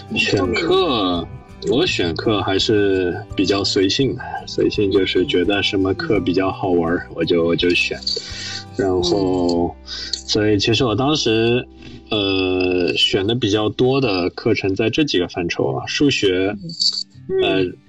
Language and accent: Chinese; Shanghai, China; moved away as an adult; also born or lived in Princeton, United States; 我是上海人，我在上海读公校长大的，然后高中其实读的是复旦附中